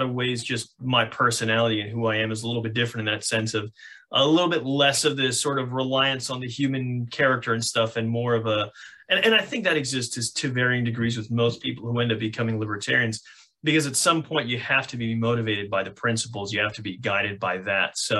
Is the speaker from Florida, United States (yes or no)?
yes; Miami, Florida, United States; moved away; born and raised in Miami-Dade County, Florida